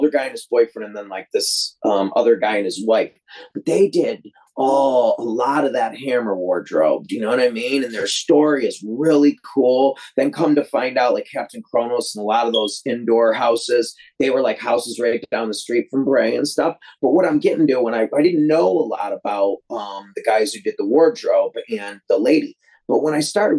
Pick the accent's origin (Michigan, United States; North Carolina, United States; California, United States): Michigan, United States; Detroit; I'm from Detroit